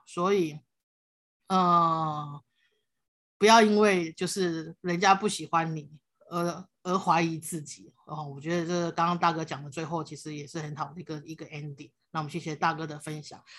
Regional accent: Taiwan; first language Hakka; Chinese is a second language; 我在客家庄长大

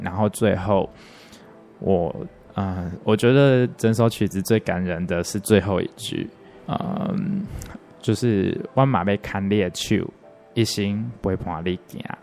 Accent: Yunlin County, Taiwan; moved away; also born or lived in Douliu / Nantou / Taipei / Tainan; 我的家乡， 就是云林的海边那边

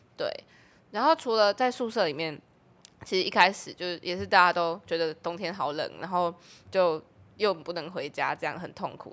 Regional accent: Tainan, Taiwan; moved away as an adult; now in Taipei, Taiwan; 我是台南人嘛，然后是二零二零年上来台北读书

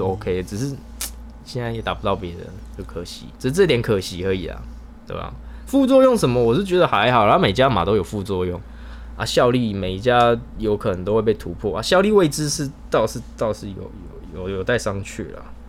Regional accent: Taiwan; 我们台湾人不是智障

